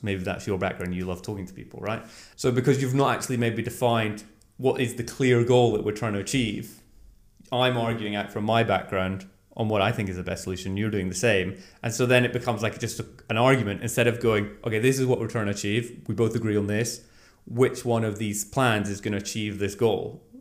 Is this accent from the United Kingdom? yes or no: yes; Scotland, United Kingdom; moved away as an adult; now in Norway; I grew up in Scotland